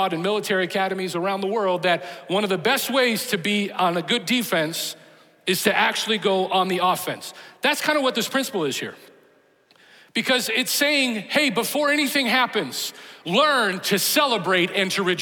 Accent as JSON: {"language": "English", "town": "Chicago", "region": "Illinois", "country": "United States", "tie": "born or raised there", "moved": "yes", "said": "I grew up in Chicago"}